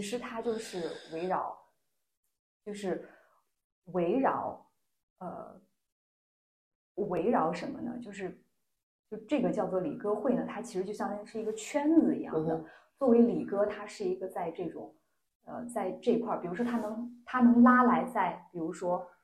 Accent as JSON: {"language": "Chinese", "town": "Lanzhou", "region": "Gansu", "country": "China", "tie": "born or raised there", "also_born_or_lived": "Shaanxi", "moved": "yes", "said": "我来自，呃，甘肃，我生长在甘肃兰州，然后毕业于陕西师范大学，我的专业是心理学"}